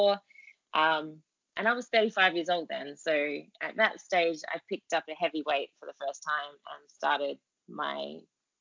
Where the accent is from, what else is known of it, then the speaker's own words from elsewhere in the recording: Adelaide, South Australia, Australia; moved away as an adult; also born or lived in Sydney; now in Bermuda; born in Sydney, raised in Adelaide